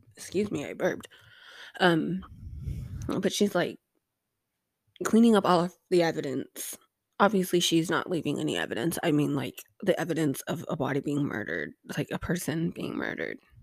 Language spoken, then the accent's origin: English; United States; as an American